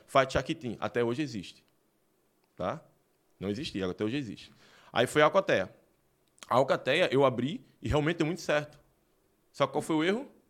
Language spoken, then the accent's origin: Portuguese; Recife, Pernambuco, Brazil; now in Rio Grande do Sul, Brazil; Recife, Pernambuco, né? E no bairro ali da, da. Acho que foi no Hospital das Clínicas, eu tô falando até onde eu nasci